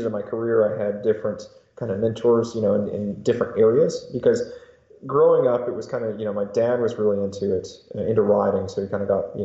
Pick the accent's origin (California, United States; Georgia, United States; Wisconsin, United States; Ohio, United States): Georgia, United States; North; now in Hendersonville area, North Carolina, United States; Well, I grew up in North Georgia originally